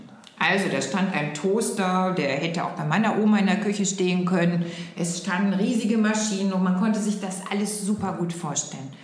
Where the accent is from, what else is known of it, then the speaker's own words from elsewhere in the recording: Oberhausen, North Rhine-Westphalia, Germany; Also ich komme aus Oberhausen, ja. tatsächlich, ne, da komme ich her.